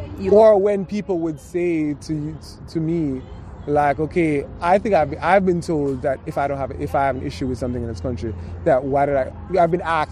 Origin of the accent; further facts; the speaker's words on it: Jamaica; now in United States; Growing up in Jamaica